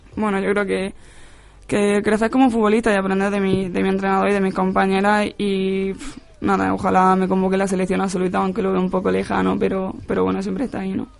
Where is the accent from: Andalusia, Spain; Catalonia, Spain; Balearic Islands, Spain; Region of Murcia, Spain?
Andalusia, Spain; Almería; also born or lived in Granada / Málaga; now in Madrid, Spain; estuve jugando con, con chicos en, ahí en mi pueblo y luego finalmente me llamó la selección de Almería